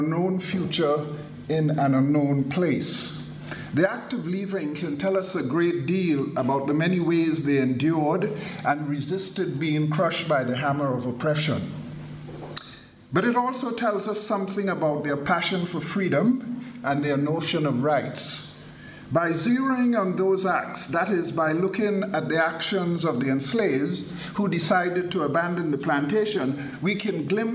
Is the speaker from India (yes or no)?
no; Trinidad & Tobago; moved away; When I was a kid growing up in Trinidad